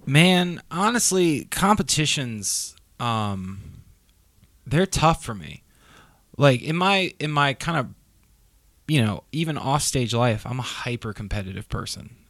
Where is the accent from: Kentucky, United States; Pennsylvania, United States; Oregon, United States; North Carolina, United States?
North Carolina, United States; Raleigh; I'm from Raleigh